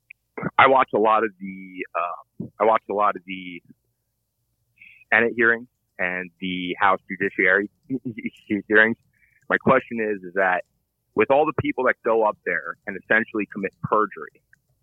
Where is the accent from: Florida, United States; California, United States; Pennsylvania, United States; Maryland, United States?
Pennsylvania, United States; Allentown; now in Poconos, United States; I grew up around Allentown